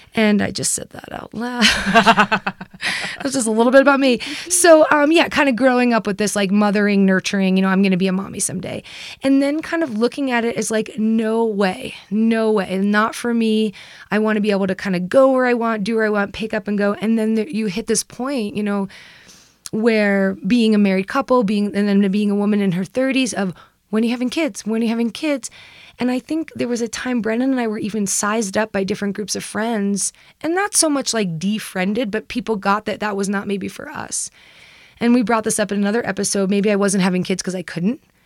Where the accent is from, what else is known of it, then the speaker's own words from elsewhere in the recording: New York, United States; I grew up in the East Coast, I grew up in New York